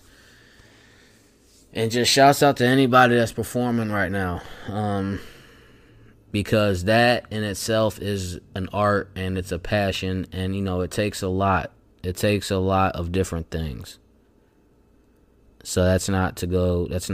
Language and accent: English; Pontiac, Illinois, United States; my hometown of Pontiac, Illinois